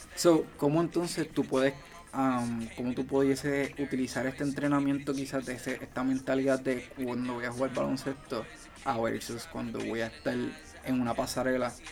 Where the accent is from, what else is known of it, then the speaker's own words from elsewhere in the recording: Ponce, Puerto Rico; yo vengo de Ponce